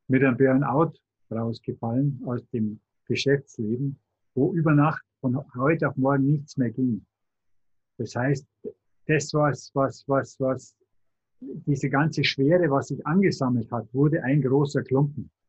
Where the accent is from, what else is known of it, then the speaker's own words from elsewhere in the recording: Tutzing, Bavaria, Germany; Ich bin vom Starnberger See, von Tutzing. Also nicht weit weg von München.